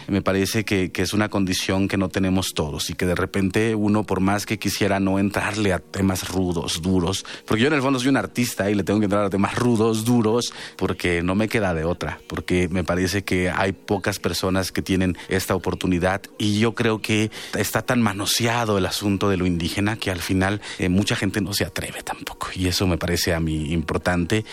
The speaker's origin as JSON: {"language": "Spanish", "country": "Mexico", "said": "la oportunidad que tenemos como mexicanos"}